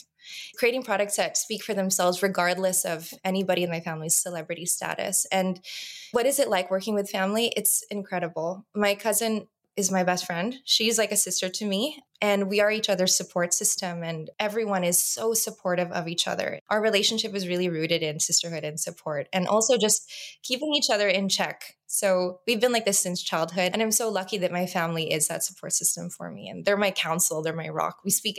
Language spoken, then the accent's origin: English; Los Angeles, California, United States; I grew up in Los Angeles. I've always been the American cousin.